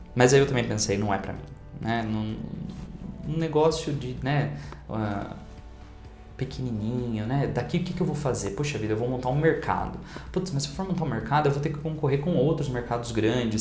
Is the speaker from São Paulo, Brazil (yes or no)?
yes; Indaiatuba, São Paulo, Brazil; da cidade de Indaiatuba, onde eu nasci e cresci